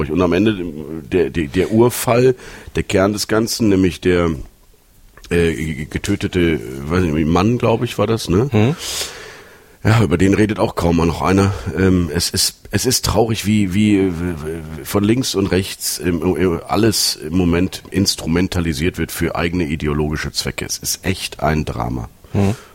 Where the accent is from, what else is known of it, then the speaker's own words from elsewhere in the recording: Düsseldorf, North Rhine-Westphalia, Germany; Und seit 1989 dürfen wir stolz behaupten, wir kommen aus eurer Partnerstadt. Wir sind aus Düsseldorf.